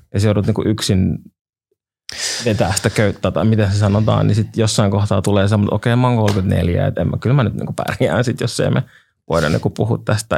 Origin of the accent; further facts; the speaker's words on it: Helsinki, Uusimaa, Finland; mä olen käynyt niin kuin Itiksen peruskoulun ja olen Itä-Helsingistä alun perin